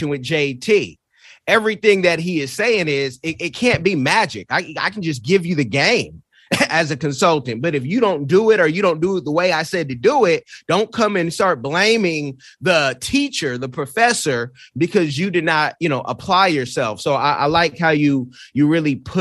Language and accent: English; California, United States; Being from Cali